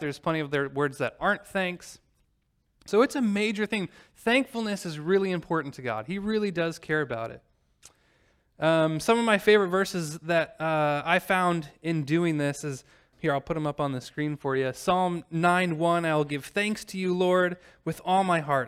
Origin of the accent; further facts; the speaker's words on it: Normal, Illinois, United States; moved away; drive from normal Illinois, my hometown